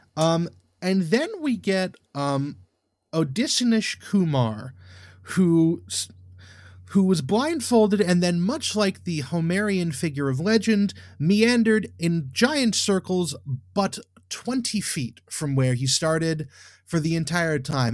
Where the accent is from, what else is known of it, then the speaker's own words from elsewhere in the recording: United States; I'm an American